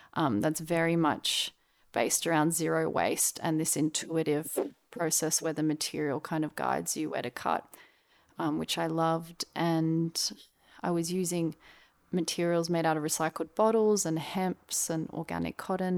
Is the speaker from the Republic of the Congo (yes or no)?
no; Australia; also born or lived in Melbourne / Brisbane; now in Sydney, Australia; I was born in Melbourne and I grew up in Melbourne and Brisbane, Australia.